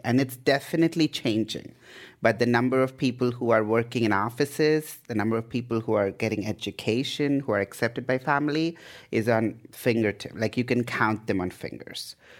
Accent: India; moved away as an adult; also born or lived in Idaho, United States / Canada; now in Bay Area, United States; I was born in India, um, in the eighties, so I'm an eighties child

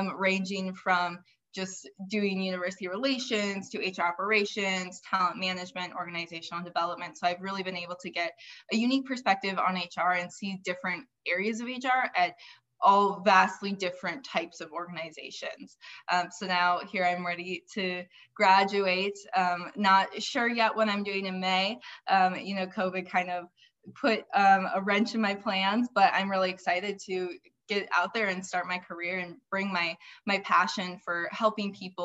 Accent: Fargo, North Dakota, United States; now in Arizona, United States; I am originally from Fargo, North Dakota

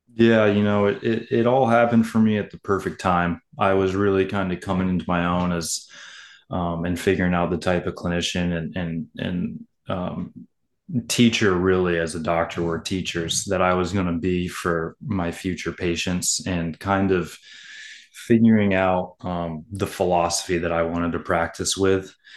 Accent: Maine, United States; growing up here as a kid

